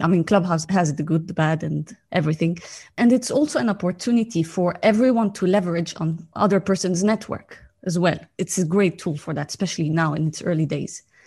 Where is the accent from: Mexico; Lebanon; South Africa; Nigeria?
Lebanon; also born or lived in Cyprus; I was born in Lebanon actually and during the war. And I lived my early childhood during the war. Then we escaped to Cyprus and then came back